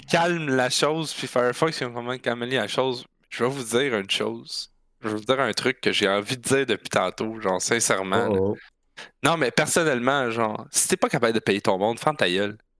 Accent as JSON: {"language": "French", "region": "Quebec", "country": "Canada", "said": "on est Canadiens, qu'on est Québécois"}